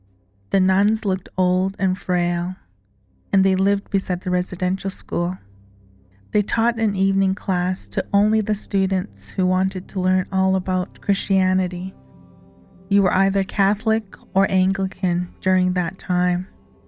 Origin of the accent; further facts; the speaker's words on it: Kainai First Nation, Alberta, Canada; I am from Ghana, First Nation, Alberta. I am a residential school survivor